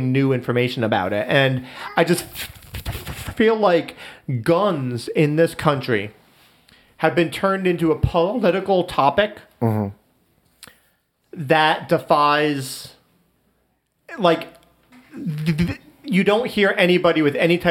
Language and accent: English; United States; as an American, as Americans